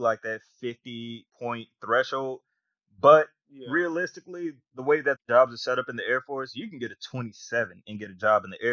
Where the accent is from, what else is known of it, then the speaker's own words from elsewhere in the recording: Atlanta, Georgia, United States; moved away as an adult; also born or lived in Mississippi; growing up in Atlanta